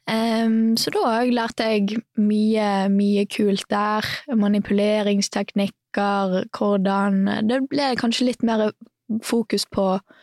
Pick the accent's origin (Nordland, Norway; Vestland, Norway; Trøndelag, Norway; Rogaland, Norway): Vestland, Norway; Bergen; also born or lived in Knarvik; jeg er jo fra Bergen. Mm. Eh, født og oppvokst der. Og så eh, bodde store deler av livet mitt i Knarvik, som er litt utafor Bergen